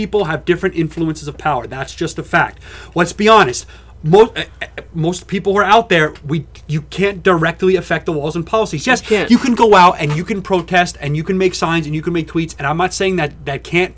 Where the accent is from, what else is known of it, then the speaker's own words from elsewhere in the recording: United States; as an American